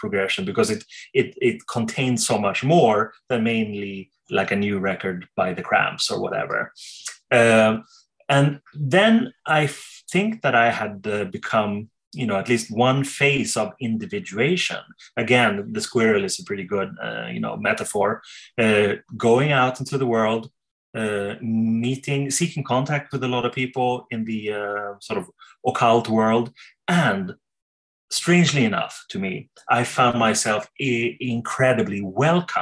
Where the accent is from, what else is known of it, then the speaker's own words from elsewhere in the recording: Sweden; I'm from Sweden